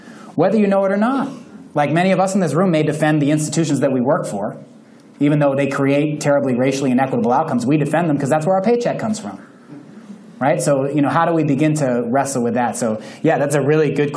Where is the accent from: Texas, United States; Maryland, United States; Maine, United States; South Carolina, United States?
Maine, United States; I'm from Maine